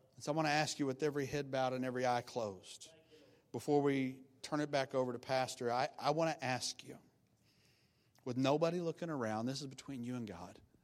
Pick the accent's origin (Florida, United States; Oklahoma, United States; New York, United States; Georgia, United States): Oklahoma, United States; I'm from Oklahoma and from the country